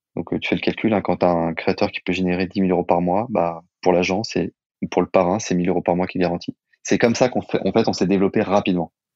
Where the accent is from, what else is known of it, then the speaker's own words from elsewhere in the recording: Saint-Étienne, Auvergne-Rhône-Alpes, France; also born or lived in Lyon; now in Paris, France; On est deux copains d'enfance d'origine stéphanoise